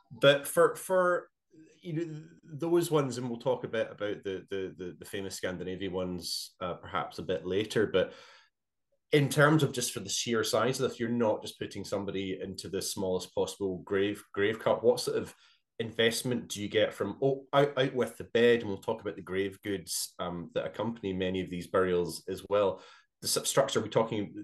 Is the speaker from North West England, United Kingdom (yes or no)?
no; Glasgow, Scotland, United Kingdom; growing up in Glasgow